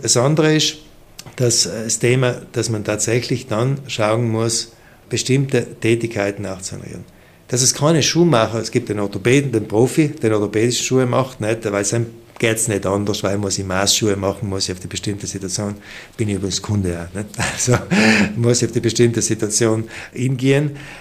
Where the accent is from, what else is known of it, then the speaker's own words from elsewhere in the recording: South Tyrol, Trentino-Alto Adige, Italy; wir sind Südtiroler